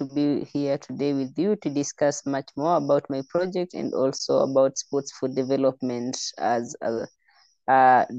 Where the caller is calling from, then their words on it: Kitale, Rift Valley, Kenya; I'm an IOC Young Leader representing Kenya, and I'm calling from Kenya in a city called, in a town called Kitale. It's in the Rift Valley part of Kenya.